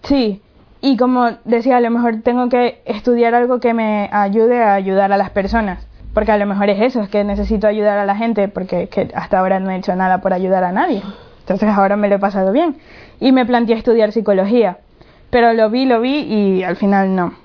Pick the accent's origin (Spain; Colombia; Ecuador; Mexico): Ecuador; soy de Ecuador